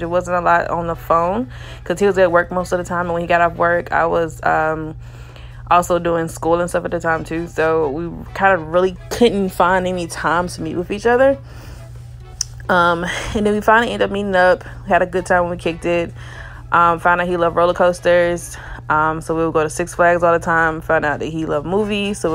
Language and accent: English; Alabama, United States; I'm from Alabama